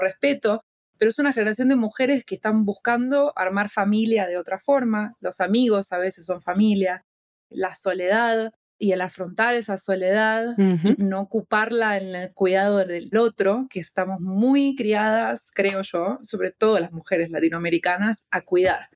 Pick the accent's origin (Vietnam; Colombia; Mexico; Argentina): Argentina; now in United States; como argentina